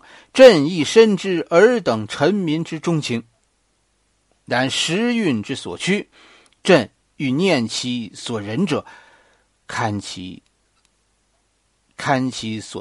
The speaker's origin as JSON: {"language": "Chinese", "country": "China", "said": "我们中国人流传下来的道义是什么呢？"}